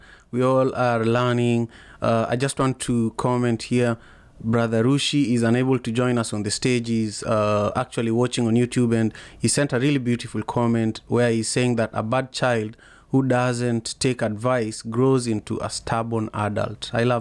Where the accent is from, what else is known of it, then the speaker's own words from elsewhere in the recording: Kenya; I am from Kenya, you know. I'm from Kenya, okay. Yeah. It's a beautiful place.